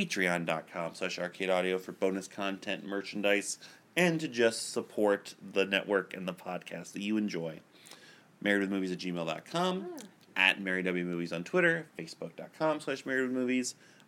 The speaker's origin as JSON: {"language": "English", "town": "Boston", "region": "Massachusetts", "country": "United States", "said": "I'm from Boston."}